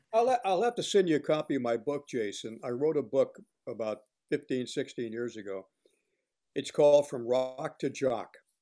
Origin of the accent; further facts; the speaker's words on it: Miami, Florida, United States; moved away as an adult; also born or lived in Perry, Georgia; I grew up in Miami, Florida